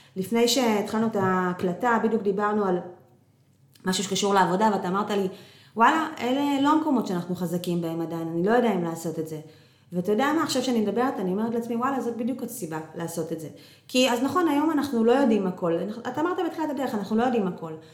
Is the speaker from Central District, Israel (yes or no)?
no; Northern District, Israel; moved away; אנחנו במקור מהצפון